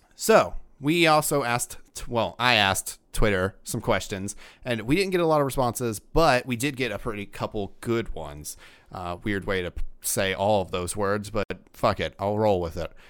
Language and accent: English; Georgia, United States; now in Pittsburgh, United States; I grew up in Georgia